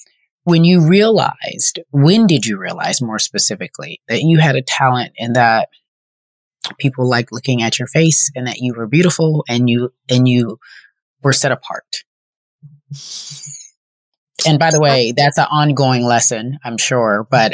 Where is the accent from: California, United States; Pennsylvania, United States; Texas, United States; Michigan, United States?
California, United States; Pasadena; I grew up in Pasadena and I was in LA a lot